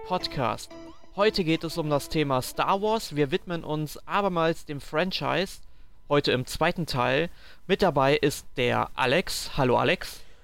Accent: Sankt Augustin, North Rhine-Westphalia, Germany; bei uns in St. Augustin

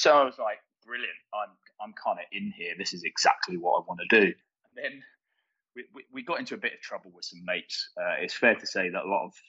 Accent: London, United Kingdom; now in Australia; you can tell by my accent that I'm not Australian straight off the bat. So I grew up in London

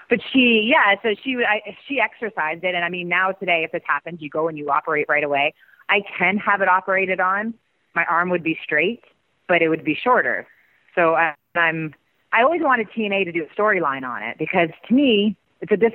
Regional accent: Canada; now in United States; I mean, especially because we came from Canada a different country to make

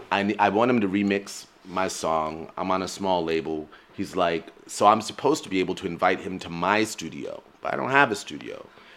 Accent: United States; But I grew up in America, where things are often segregated into the idea of black and white

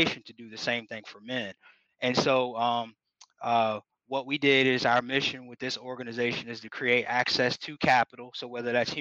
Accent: United States; That's my hometown. I'm from a small town called Greene County

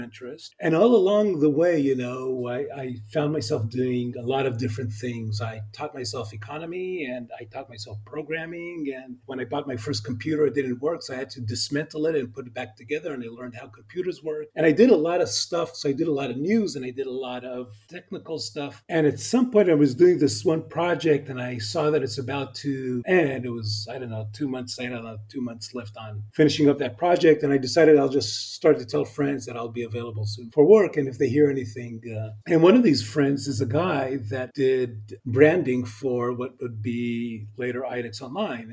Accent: Israel; accent: American; also born or lived in Los Angeles, California, United States; So I was born in L.A. I'm a native Californian. And then when I was about 7 years old, the family moved back to Israel

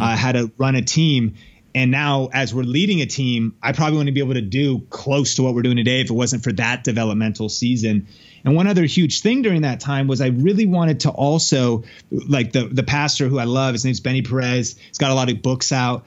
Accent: Seattle, Washington, United States; now in Las Vegas, United States; I'm from Seattle originally

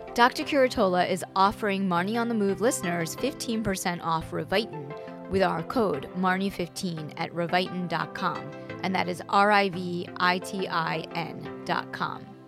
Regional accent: Long Island, New York, United States; we are from Long Island

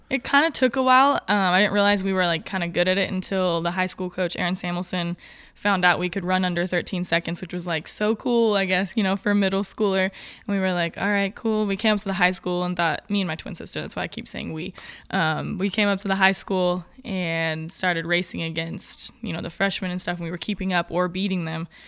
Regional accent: Grants Pass, Oregon, United States; I'm born and raised in Grants Pass, Oregon

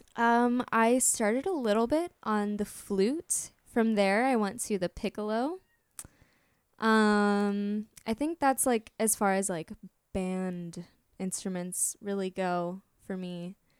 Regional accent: Orlando, Florida, United States; I am from Orlando

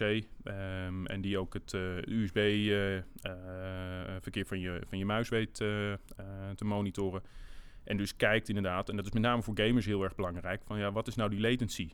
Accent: Netherlands; wij als, eh, eh, als Nederlanders

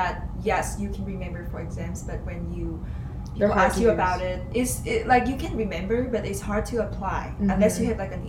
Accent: Hanoi, Vietnam; moved away as an adult; also born or lived in Wisconsin, United States; now in Cincinnati, United States; I was originally from Vietnam. That's where I'm from. I'm from a little town. Well, very little, but it's the capital, it's Hanoi, my dear hometown.

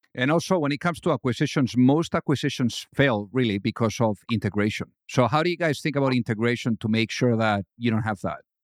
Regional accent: Madrid, Community of Madrid, Spain; I was raised in Madrid

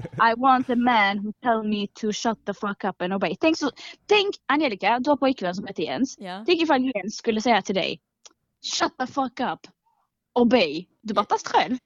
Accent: Malmö, Skåne, Sweden; Jag är uppvuxen i Rosengård

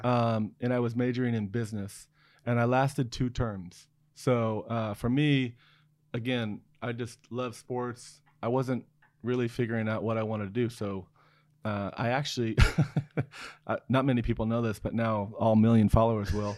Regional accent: Newport, Oregon, United States; also born or lived in Seoul, South Korea; I was born in Seoul, South Korea, um, and, uh, but adopted at a very young age, grew up in Oregon

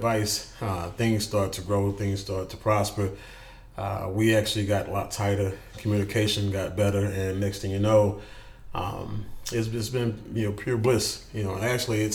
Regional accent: Houston, Texas, United States; I grew up in Houston in a little spot called Fifth Ward

